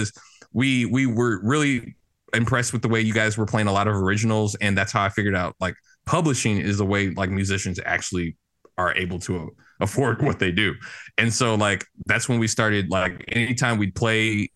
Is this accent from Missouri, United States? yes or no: yes; St. Louis, Missouri, United States; I grew up in St. Louis, Missouri